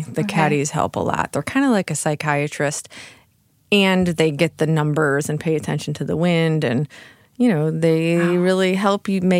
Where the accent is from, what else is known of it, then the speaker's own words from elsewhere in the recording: Chicago, Illinois, United States; In Chicago area.